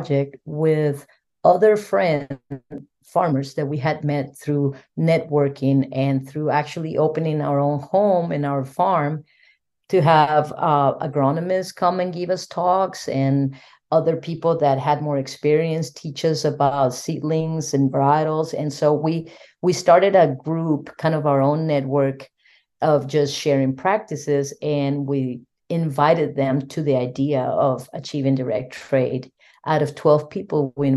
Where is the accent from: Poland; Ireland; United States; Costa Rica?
Costa Rica; moved away; my home country, Costa Rica